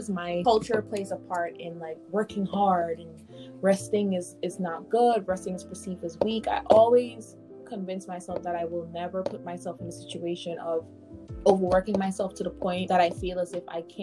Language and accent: English; Guyana; now in New York, United States; I am originally from Guyana, South America